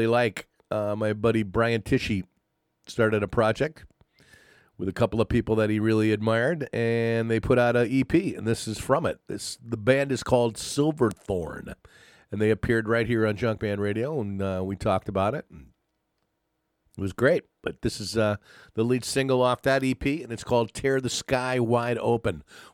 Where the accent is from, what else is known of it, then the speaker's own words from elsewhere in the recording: East Coast, United States; moved away; also born or lived in California; growing up on the East Coast, I moved to the West Coast